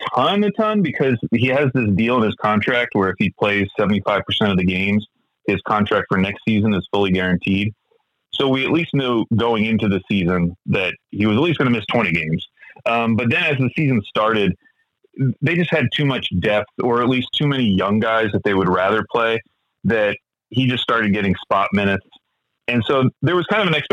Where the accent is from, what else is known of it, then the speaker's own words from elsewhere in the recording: Oklahoma, United States; moved away as an adult; also born or lived in Philadelphia, Pennsylvania; now in Oregon, United States; I grew up in Oklahoma.